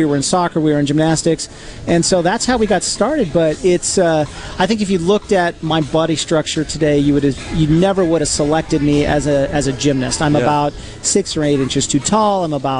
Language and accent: English; Albuquerque, New Mexico, United States; I grew up in Albuquerque, New Mexico, and my family had homeschooled us.